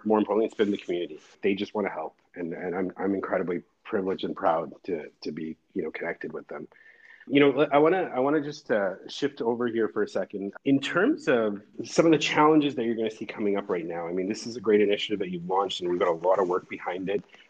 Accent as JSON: {"language": "English", "town": "Edmonton", "region": "Alberta", "country": "Canada", "tie": "born or raised there", "also_born_or_lived": "Toronto", "moved": "yes", "said": "I was born and raised in Edmonton. So I moved to Toronto."}